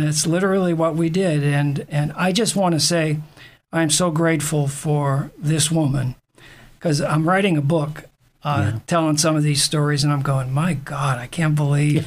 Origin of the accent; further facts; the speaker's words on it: Maine, United States; moved away; I grew up in Maine